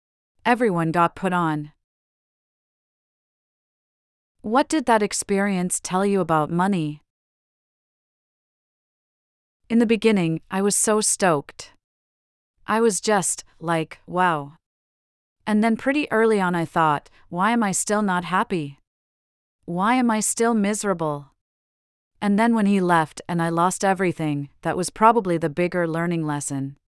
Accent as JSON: {"language": "English", "region": "New York", "country": "United States", "tie": "born or raised there", "said": "I grew up in Yorkville, which is much nicer now, but at the time it was very working class, it was still affordable"}